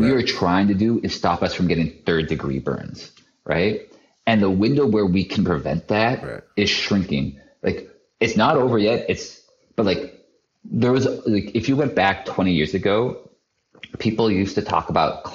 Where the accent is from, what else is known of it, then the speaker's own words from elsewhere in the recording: Canada; I'm from Canada. I'm from 400 miles. From 400 miles north of the border. We get -40 winter